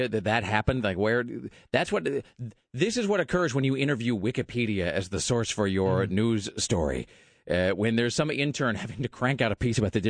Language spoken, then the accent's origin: English; Kennewick, Washington, United States; now in Portland, United States; Because I am from that town. Hanford is to my hometown of Kennewick